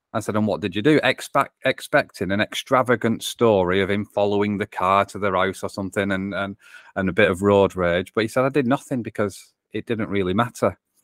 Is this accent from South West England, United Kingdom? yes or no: no; North West England, United Kingdom; accent: English; England is where my accent is from. In between Manchester and Liverpool is where I call home.